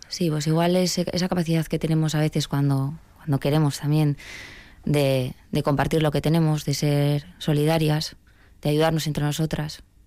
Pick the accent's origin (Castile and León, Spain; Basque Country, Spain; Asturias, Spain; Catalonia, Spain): Basque Country, Spain; yo me siento vasca, yo sí me definiría así.